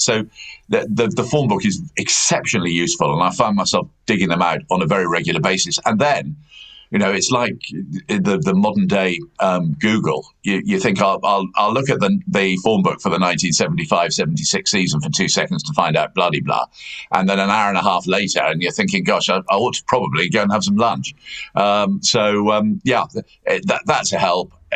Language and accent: English; United Kingdom; also born or lived in Gloucester; I was born in Gloucester, but um, actually grew up in the Gloucestershire, Herefordshire countryside and very rural area